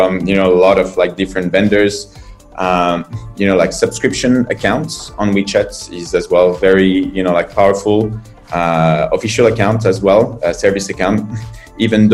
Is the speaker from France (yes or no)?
yes; France; moved away as an adult; now in China